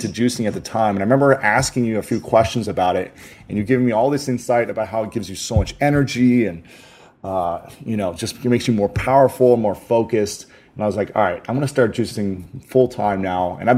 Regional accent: Ohio, United States; I'm a Buckeye fan. I'm from Ohio.

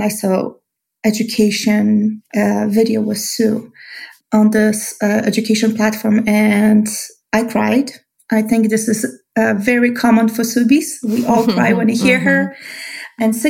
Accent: Poland; English is a second language; moved away as an adult; now in Albuquerque, United States; I moved to US 18 years ago. I was born in Poland. I moved here barely knowing English with a master degree in animal science

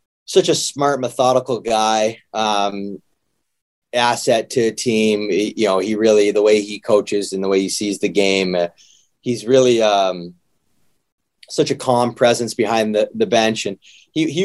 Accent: Canada; being a Canadian

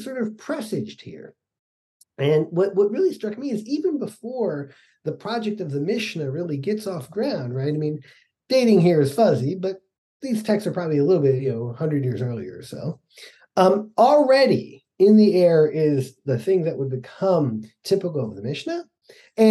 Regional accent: Atlanta, Georgia, United States; moved away; also born or lived in Utah; I grew up in Atlanta in the 70s as a kid

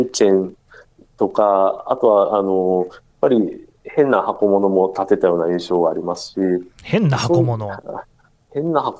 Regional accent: Osaka, Japan; 私自身はあの大阪の、なんていうんですかね、あの、ずっと南の方の出身なん

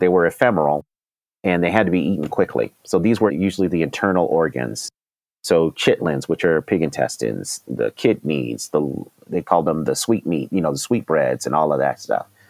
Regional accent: Denver, Colorado, United States; also born or lived in Washington, D.C.; I grew up in Denver, Colorado

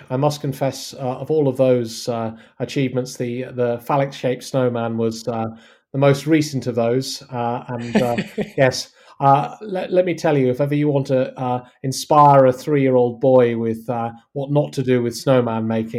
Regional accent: West Midlands, United Kingdom; now in Surrey, United Kingdom; So that's why I sound like, despite living in Surrey, I'm actually from the West Midlands, but I sound fairly neutrally accented.

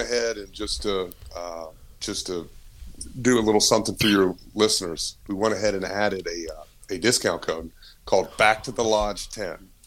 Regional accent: Martinsville, Virginia, United States; We're originally from Southwest Virginia, right outside Martinsville Speedway

